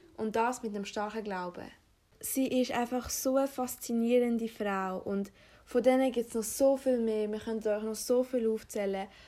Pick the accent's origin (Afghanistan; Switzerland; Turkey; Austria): Afghanistan; moved away; komme gebürtig aus Afghanistan